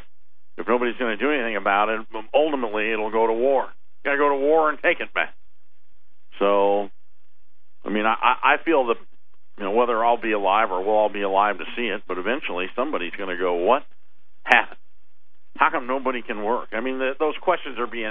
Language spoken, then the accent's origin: English; United States; we're American